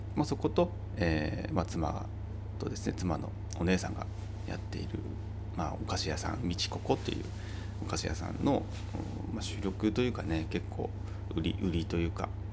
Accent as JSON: {"language": "Japanese", "town": "Uonuma", "region": "Niigata", "country": "Japan", "tie": "born or raised there", "moved": "yes", "said": "魚沼の方に行くんですけれども私のふるさとですね"}